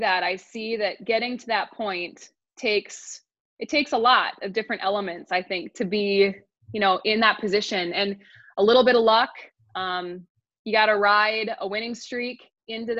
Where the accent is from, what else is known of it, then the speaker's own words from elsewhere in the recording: St. Cloud, Minnesota, United States; I grew up in St. Cloud